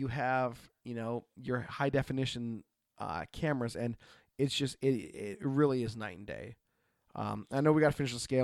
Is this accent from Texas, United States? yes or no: no; Oregon, United States; I grew up in Oregon